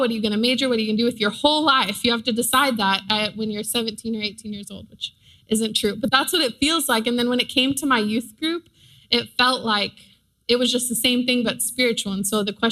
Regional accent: Austin, Texas, United States; my family's from Mexico City, but I'm from Austin

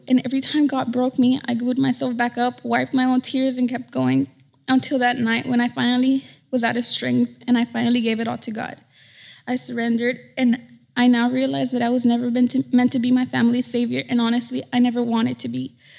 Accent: United States; moved away as an adult; Nací, crecí en el Valle. I was born and raised in the Valley

